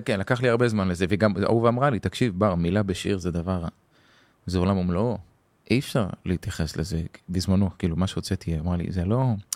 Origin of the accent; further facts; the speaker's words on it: Hadera, Haifa District, Israel; גדלתי בחדרה